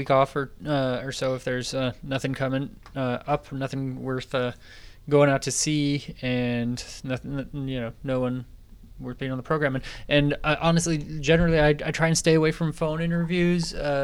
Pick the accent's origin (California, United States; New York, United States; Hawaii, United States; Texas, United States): California, United States; Napa; I'm from Napa, California